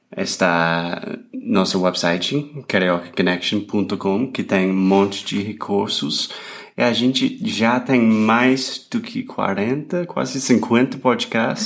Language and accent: Portuguese; United States; Portuguese is a second language; now in Brazil; Eu sou americano